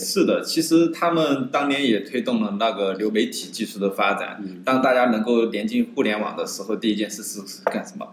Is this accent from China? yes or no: yes; China; 恰好作为中国人呢，我们又有两个邻居